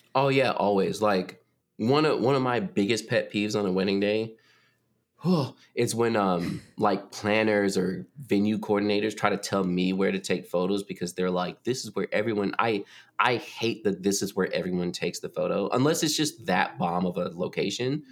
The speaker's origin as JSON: {"language": "English", "region": "North Carolina", "country": "United States", "said": "I moved back to North Carolina, like, no hate, it's my home state"}